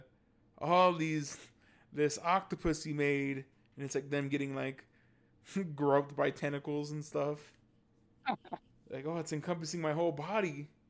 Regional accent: San Jose, California, United States; I grew up on the east side of San Jose.

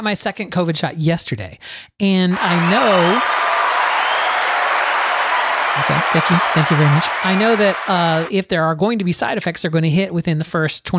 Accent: Florida, United States; Florida. Rain lasts for minutes in Florida and then it stops.

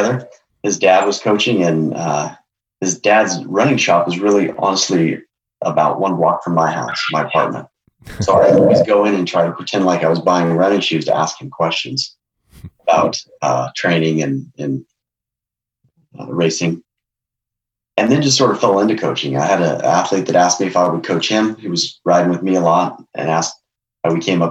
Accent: Durango, Colorado, United States; I was born in Durango, so I'm part of the Durango contingent.

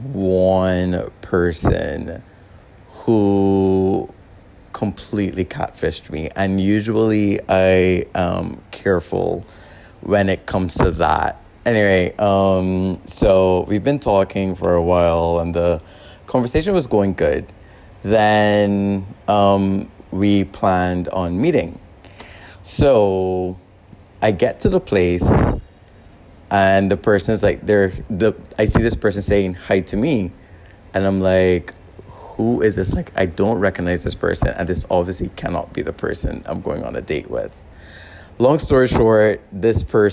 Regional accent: Barbados; moved away as an adult; also born or lived in Xiamen, China; now in Guangzhou, China; I am from Barbados. I'm currently living in Guangzhou

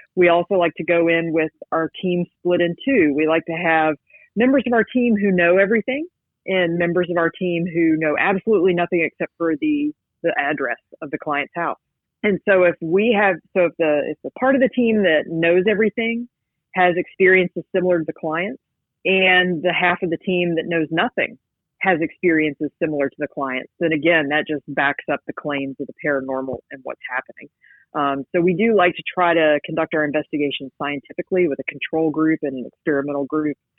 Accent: West Virginia, United States; moved away as an adult; now in Georgia, United States; I grew up in West Virginia, which you know is the land of the X Files

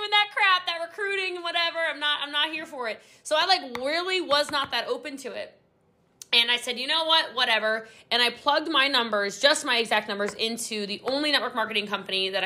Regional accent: Texas, United States; Yeah, I'm a Texan. I live in North Dallas.

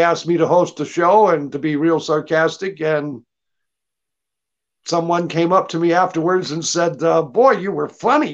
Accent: Georgia, United States; also born or lived in Texas; now in Los Angeles, United States; I grew up in Georgia because my father had taken a job with the Air Force there. And that I moved back to Texas where I was born

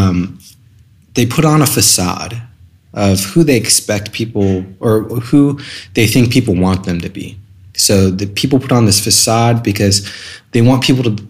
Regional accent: Scottsdale, Arizona, United States; also born or lived in California; I was born in California, moved to Scottsdale, Arizona when I was two. So pretty much just lived in Arizona my whole life.

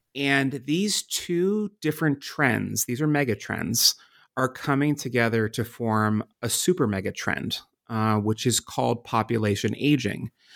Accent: Pittsburgh, Pennsylvania, United States; moved away as an adult; also born or lived in Washington, D.C.; my home city of Pittsburgh, Pennsylvania, and my adopted city of Washington, D C

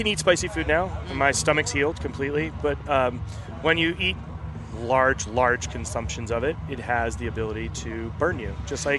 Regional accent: New York City, New York, United States; Yes, I grew up in Brooklyn.

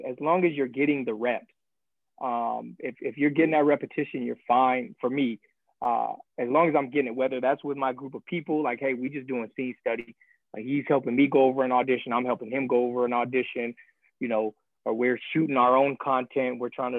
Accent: Arizona, United States; I'm a West Coast boy, so like everybody probably knows, I'm from Arizona. So it's not too far from my hometown.

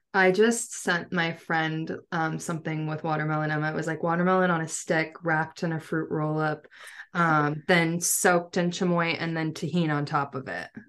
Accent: Seattle, Washington, United States; I'm from Seattle area

